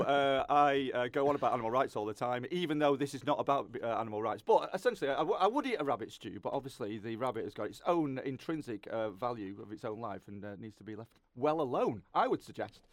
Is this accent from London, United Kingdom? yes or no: no; Lancashire, North West England, United Kingdom; I'm from Lancashire, but I feel like I'm a bit Yorkshire.